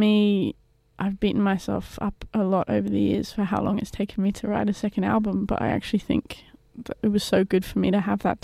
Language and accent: English; England, United Kingdom; now in Australia; I am English